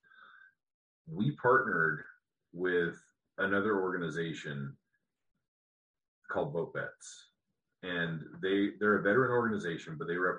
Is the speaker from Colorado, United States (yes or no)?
yes; Colorado, United States; where I grew up in Colorado